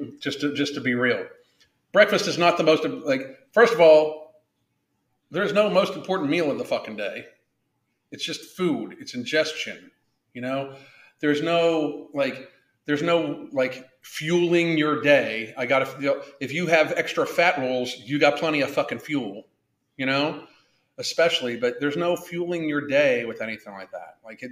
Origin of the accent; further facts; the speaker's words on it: Kentucky, United States; They recognize me. I'm from Kentucky.